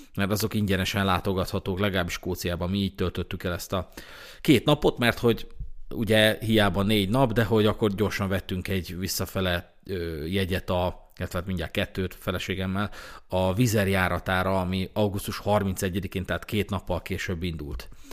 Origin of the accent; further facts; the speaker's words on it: Hungary; magyarok vagyunk